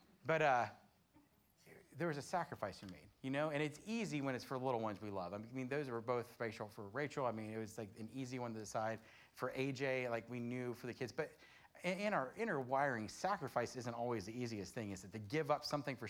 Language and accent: English; Florida, United States; I grew up in Florida